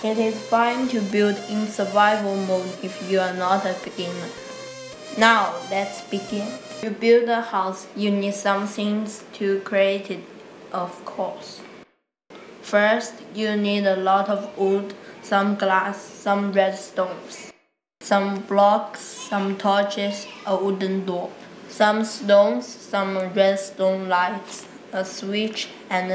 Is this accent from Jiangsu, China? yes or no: yes; Nanjing, Jiangsu, China; English is a second language; moved away; I'm from Nanjing, China